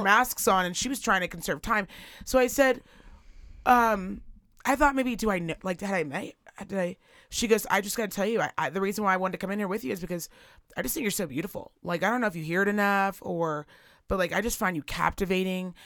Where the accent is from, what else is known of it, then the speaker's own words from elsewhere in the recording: Virginia City, Nevada, United States; also born or lived in Reno; I'm from Reno, and I kind of actually grew up here in Virginia City.